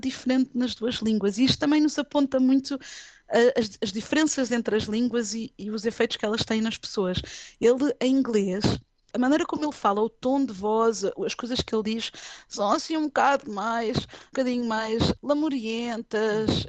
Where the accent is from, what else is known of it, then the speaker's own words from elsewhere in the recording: Lisbon, Portugal; moved away as an adult; now in United Kingdom; Eu sou de Lisboa